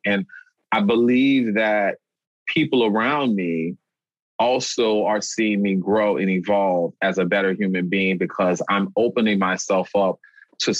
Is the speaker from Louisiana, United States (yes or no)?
yes; New Orleans, Louisiana, United States; now in Boston, United States; I'm from New Orleans, Louisiana